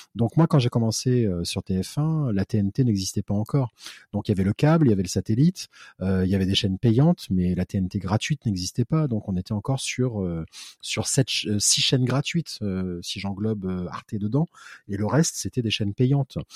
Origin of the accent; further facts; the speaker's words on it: Réunion; moved away as an adult; now in Paris, France; j'étais de la Réunion.